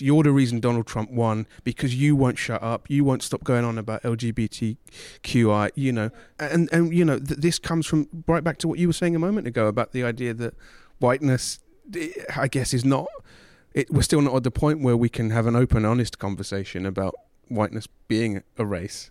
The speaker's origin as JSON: {"language": "English", "region": "England", "country": "United Kingdom", "tie": "born or raised there", "said": "growing up in England"}